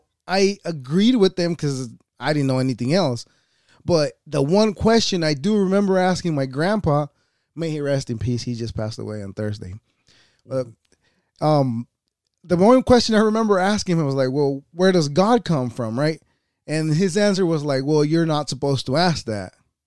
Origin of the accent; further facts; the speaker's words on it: El Salvador; I was born in El Salvador.